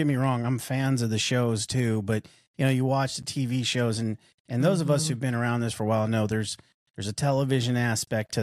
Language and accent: English; Arizona, United States; moved away; I'm originally from Arizona